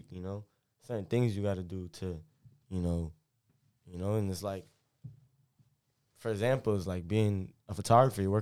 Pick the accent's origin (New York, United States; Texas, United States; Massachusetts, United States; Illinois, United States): Massachusetts, United States; Like it is home for me, but obviously, you know, I'm from Massachusetts.